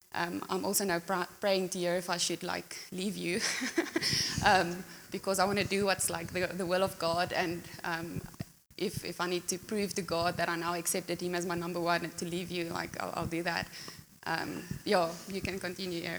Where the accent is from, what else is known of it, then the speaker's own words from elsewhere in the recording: Pretoria, Gauteng, South Africa; moved away as an adult; now in Secunda, South Africa; I grew up in Pretoria